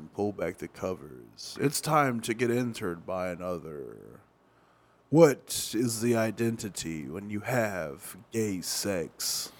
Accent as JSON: {"language": "English", "country": "Haiti", "tie": "born or raised there", "moved": "yes", "lives_now": "Miami, United States", "said": "About 3.5 years ago, I went to my hometown in Haiti, met this wonderful guy that I fell in love with."}